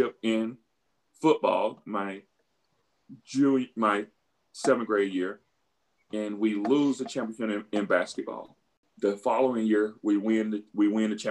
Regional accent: Beaumont, Mississippi, United States; moved away as an adult; When I was growing up, my town of Beaumont, Mississippi was about roughly 2,000 people

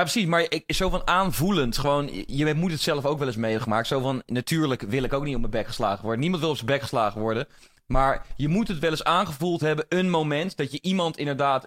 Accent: Netherlands; omdat ik in deze maatschappij ben opgegroeid

